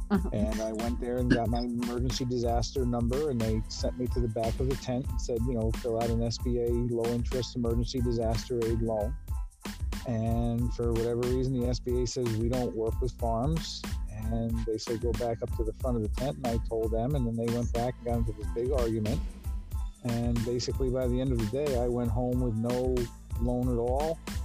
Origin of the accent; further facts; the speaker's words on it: New York City, New York, United States; now in Poughquag, United States; I was born in the Bronx, New York.